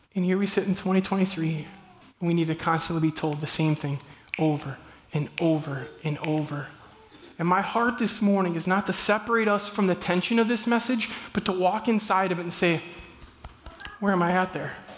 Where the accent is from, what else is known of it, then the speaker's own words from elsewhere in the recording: Midwest, United States; I'm from the Midwest